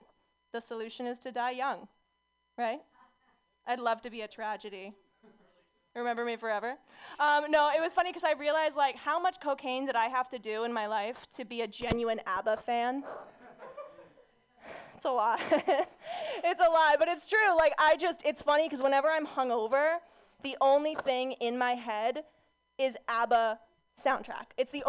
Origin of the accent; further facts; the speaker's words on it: Orange County, California, United States; I'm from Orange County, California